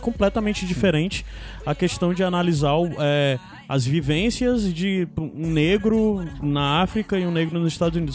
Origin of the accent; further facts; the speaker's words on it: Northeast Region, Brazil; principalmente nós nordestinos